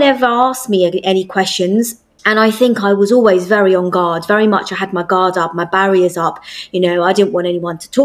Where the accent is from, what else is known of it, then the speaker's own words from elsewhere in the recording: United Kingdom; I'm British Asian